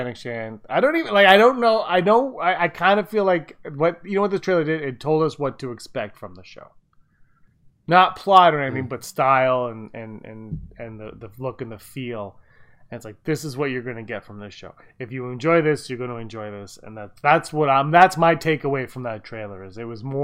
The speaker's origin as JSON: {"language": "English", "country": "Canada", "said": "we're Canadian"}